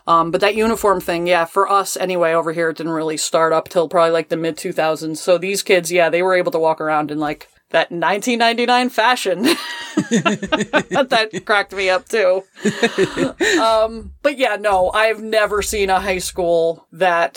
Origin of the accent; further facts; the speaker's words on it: New Jersey, United States; I am from New Jersey